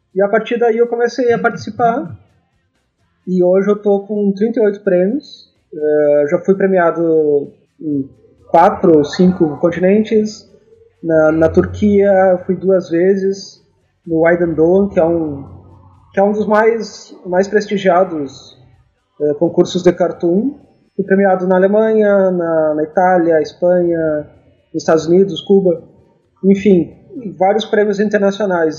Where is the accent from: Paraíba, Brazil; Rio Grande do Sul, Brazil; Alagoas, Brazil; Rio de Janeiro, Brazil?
Rio Grande do Sul, Brazil; Rosário do Sul; now in Porto Alegre, Brazil; eu sou do Rio Grande do Sul, moro em Porto Alegre, mas nasci no interior, em Rosário do Sul